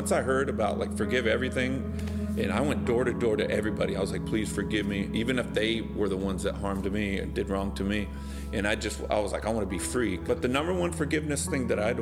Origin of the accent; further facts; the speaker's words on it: Bakersfield, California, United States; moved away as an adult; also born or lived in Los Angeles; we grew up in Bakersfield, California